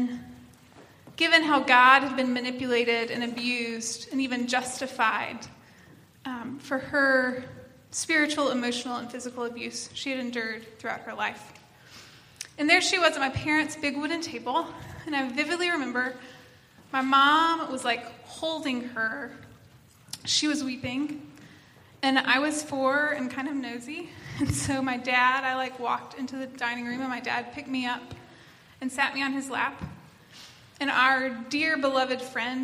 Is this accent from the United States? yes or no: yes; East Tennessee, United States; I come from East Tennessee, where those are a thing